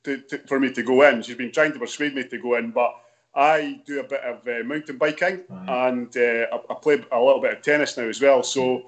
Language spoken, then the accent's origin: English; Dunfermline, Scotland, United Kingdom; also born or lived in Edinburgh; now in Kirkcaldy, United Kingdom; I was born in Dunfermline, yeah. Which is 12 miles along the road, so yeah, that's still another Fife town as well.